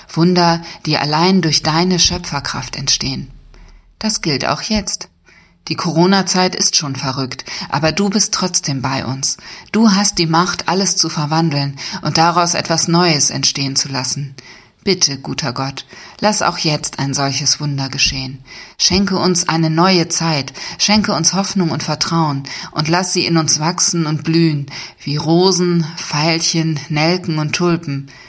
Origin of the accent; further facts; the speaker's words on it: Germany; now in Lippstadt, Germany; ich als Friesin